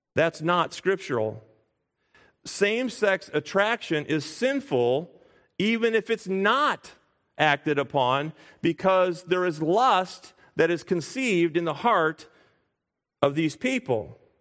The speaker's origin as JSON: {"language": "English", "town": "Springfield", "region": "Illinois", "country": "United States", "tie": "born or raised there", "moved": "yes", "said": "we moved back to our home uh, my hometown of Springfield, Illinois"}